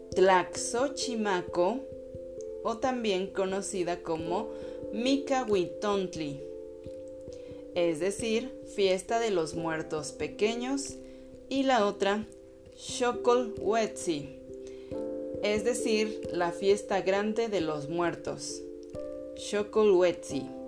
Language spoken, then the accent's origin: Spanish; Mexico; soy mexicana